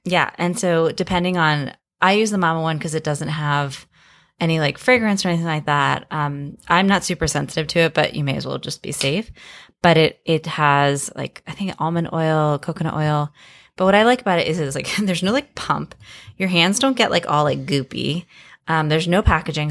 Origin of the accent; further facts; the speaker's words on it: Miami, Florida, United States; I grew up in Miami